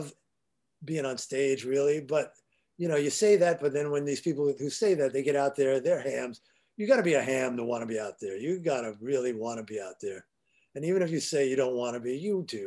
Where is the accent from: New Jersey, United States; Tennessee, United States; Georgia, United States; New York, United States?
New York, United States; now in Los Angeles, United States; I'm a New Yorker